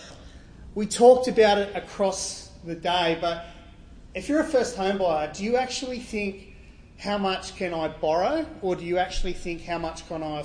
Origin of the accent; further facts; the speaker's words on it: Gerringong, New South Wales, Australia; also born or lived in Sydney; I grew up in Gerringong, moved to Sydney playing football for Wests